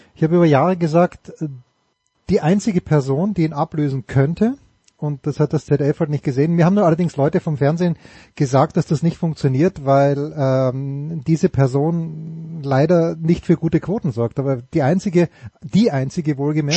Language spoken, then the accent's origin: German; Austria; ich bin ja ein Österreicher